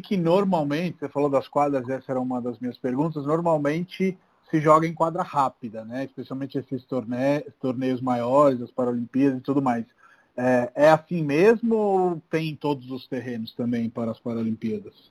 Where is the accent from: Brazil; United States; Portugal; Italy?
Italy; Eu, eu sou italiano